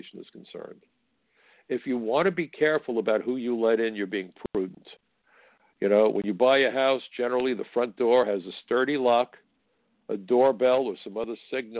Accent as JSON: {"language": "English", "country": "United States", "said": "I'm an American."}